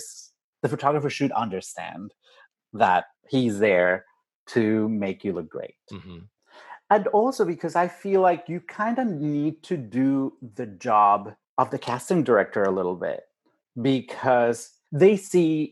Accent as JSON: {"language": "English", "region": "Mexico City", "country": "Mexico", "moved": "yes", "said": "I'm from Mexico City, with a different accent."}